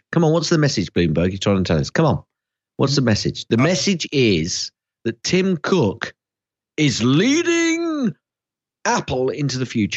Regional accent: London, United Kingdom; I come from North London

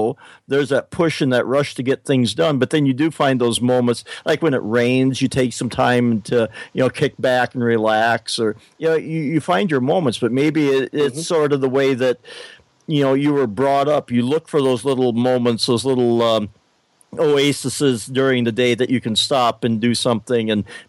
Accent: Willow Lake, United States; We went to the fireworks down in my hometown in Willow Lake, which is about a half-hour drive from here.

